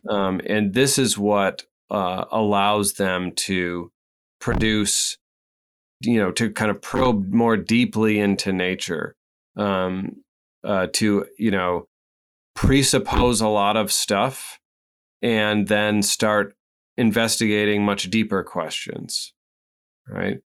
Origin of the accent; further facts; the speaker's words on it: Midwest, United States; I'm not from New England. I'm from the Midwest.